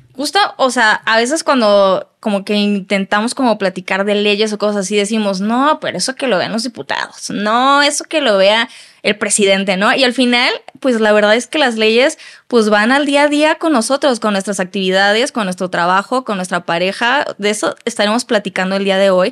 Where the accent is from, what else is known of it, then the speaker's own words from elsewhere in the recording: Mexico; como mexicanos